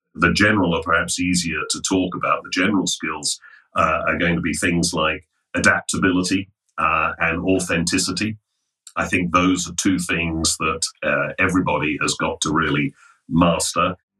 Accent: London, United Kingdom; I'm English, as you can probably hear, born in um, born in London

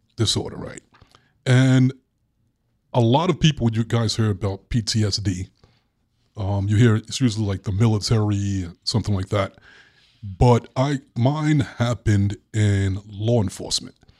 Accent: Brooklyn, New York, United States; Growing up in Brooklyn, I was a really sweet kid

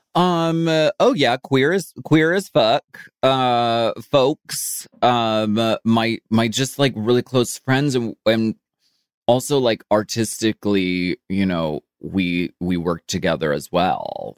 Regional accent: Erie, Pennsylvania, United States; moved away; I grew up in Erie, Pennsylvania.

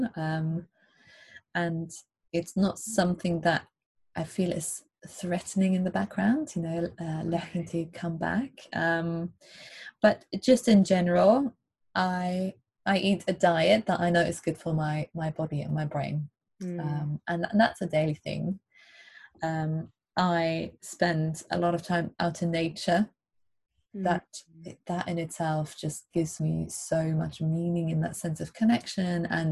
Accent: Germany; moved away; I grew up in Germany in a city, in a town surrounded by cities, 3 hours away from the coast.

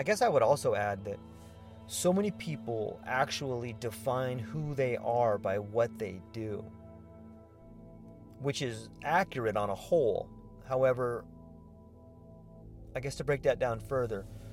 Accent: United States; also born or lived in Mexico; as an American

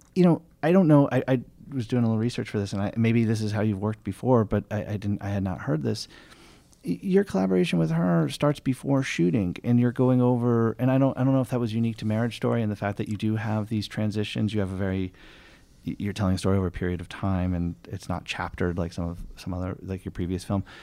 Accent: New York, United States; as a New Yorker

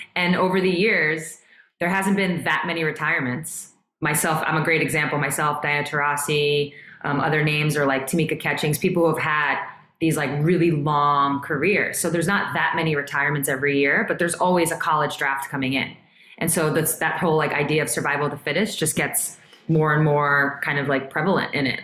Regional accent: New York, United States; I'm from New York

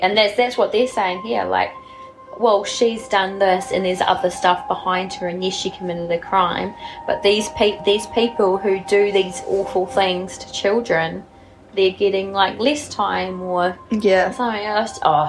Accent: South Island, New Zealand; Can tell we're from the South Island.

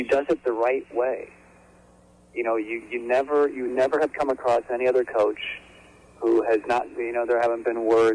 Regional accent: Chicago, Illinois, United States; moved away as an adult; now in Raleigh, United States; when I moved out to Raleigh, I grew up in Chicago. Came here in 1999

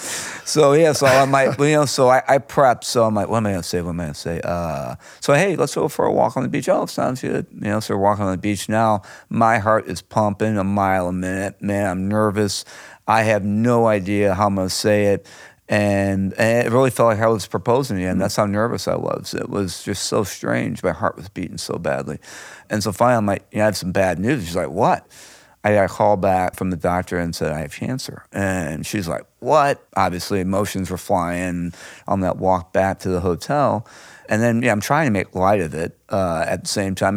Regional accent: St. Louis, Missouri, United States; I was born and raised here in Saint Louis

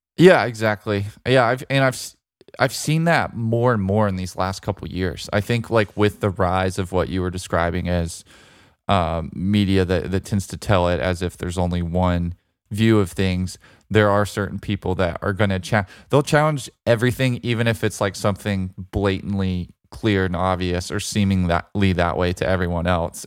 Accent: Birmingham, Alabama, United States; U A B, my hometown team that I grew up pulling for

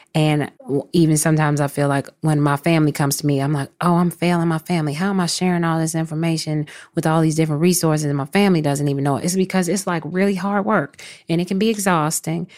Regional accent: Chicago, Illinois, United States; moved away as an adult; also born or lived in New York; I'm from Chicago

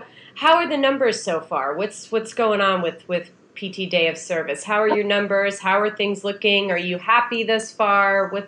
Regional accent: near Scranton, Pennsylvania, United States; moved away; also born or lived in New York; I grew up outside of Scranton, Pennsylvania

